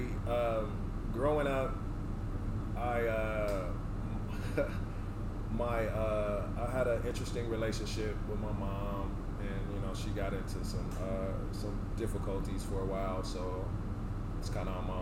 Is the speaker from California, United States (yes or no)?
yes; Richmond, California, United States; moved away as an adult; also born or lived in Oakland, California / Sacramento, California / North Dakota; I'm from the Bay Area. I'm from Oakland. I grew up in Richmond.